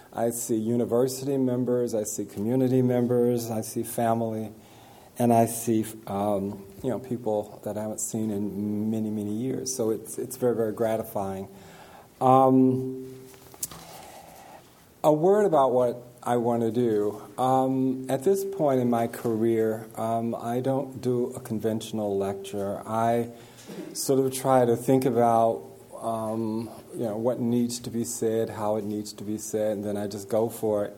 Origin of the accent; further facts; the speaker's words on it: North Carolina, United States; moved away as an adult; also born or lived in Berkeley, California; I'm just from North Carolina." But I do think that being a Southerner, having spent the first 22 years of my life in the South